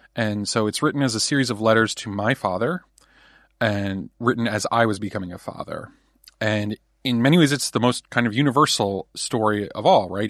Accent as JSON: {"language": "English", "region": "New Jersey", "country": "United States", "tie": "born or raised there", "said": "I was raised in New Jersey"}